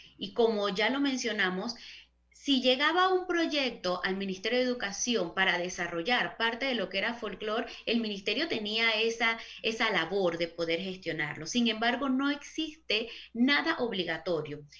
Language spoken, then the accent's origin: Spanish; Panama; nosotros como panameños